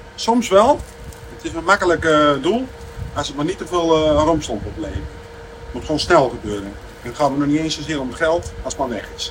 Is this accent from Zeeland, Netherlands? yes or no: no; Ouderkerk aan de Amstel, North Holland, Netherlands; ik kom uit Oudekerk aan de Amstel